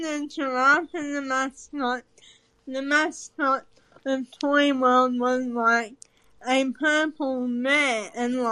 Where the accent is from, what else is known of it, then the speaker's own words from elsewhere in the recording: Australia; I'm from Australian